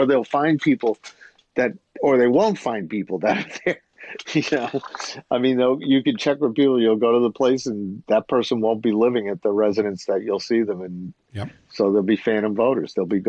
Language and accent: English; United States; moved away; I grew up in around New York